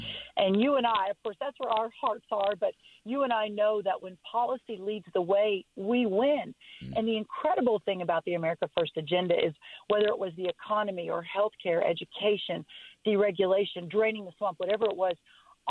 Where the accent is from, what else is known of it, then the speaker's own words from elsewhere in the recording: Texas, United States; my home state of Texas